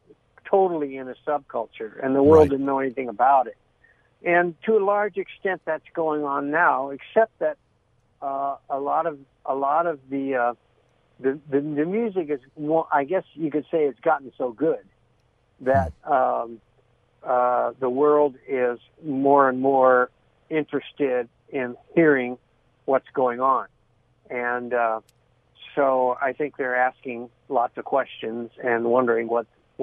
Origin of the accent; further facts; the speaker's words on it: San Gabriel, California, United States; also born or lived in Pasadena; I grew up in Pasadena. I grew up in San Gabriel and went to church